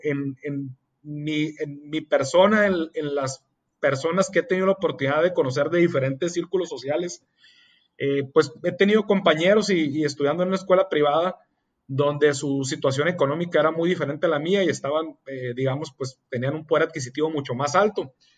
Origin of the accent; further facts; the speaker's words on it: Mexicali, Baja California, Mexico; soy originario de Mexicali, Oja, California, soy orgullosamente cachanilla